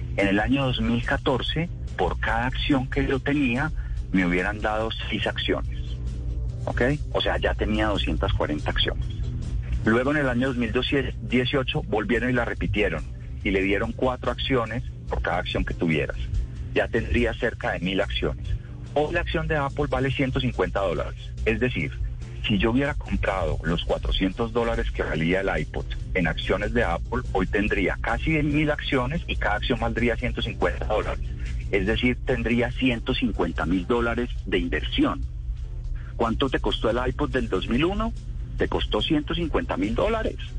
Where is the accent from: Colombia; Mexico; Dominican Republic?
Colombia; Los colombianos ahorramos